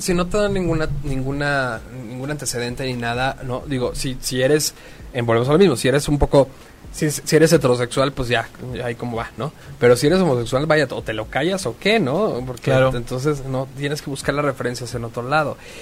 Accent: Mexico; los hijos de la de la chingada que somos los mexicanos

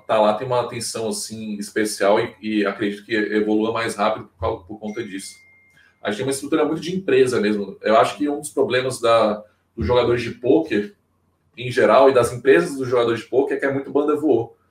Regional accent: Brasília, Federal District, Brazil; now in Maceió, Brazil; Eu não sou daqui, não, eu, eu, eu nasci em Brasília, mas moro aqui há praticamente 15 anos

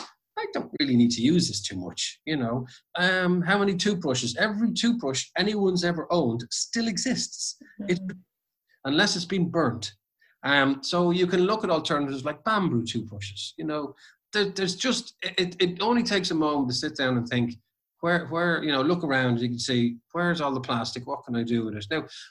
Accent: Ireland; when I grew up in Ireland

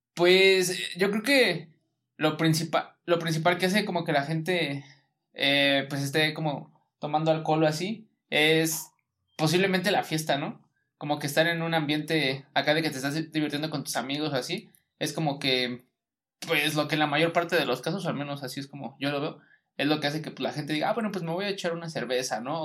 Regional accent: Mexico; parte de nuestra cultura como mexicanos

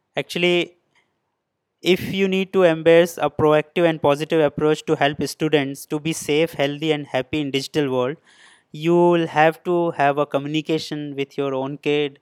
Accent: India; moved away as an adult; now in Shenzhen, China; I'm basically from India

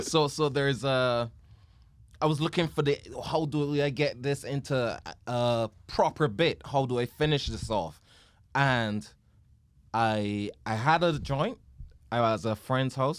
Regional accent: Barbados; we grew up in Barbados.

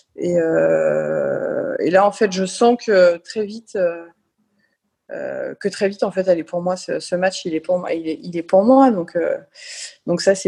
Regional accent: France; quand on est français

